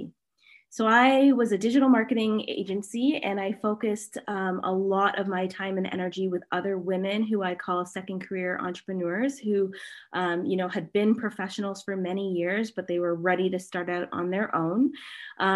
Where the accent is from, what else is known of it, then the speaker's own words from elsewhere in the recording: Canada; I'm Canadian